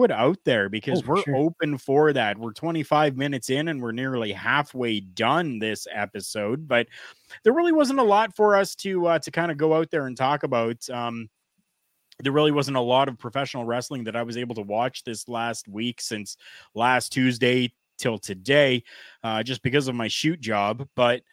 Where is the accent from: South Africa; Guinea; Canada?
Canada; as a Canadian professional wrestling fan